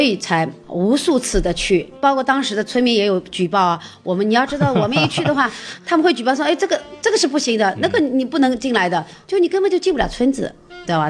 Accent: China; 我们中国人常常说家丑不可外扬

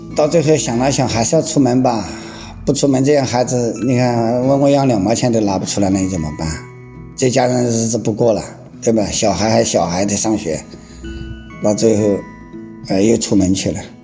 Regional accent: Zitong, Sichuan, China; moved away as an adult; now in Wuxi, China; 今年五十六，我来自四川梓潼县

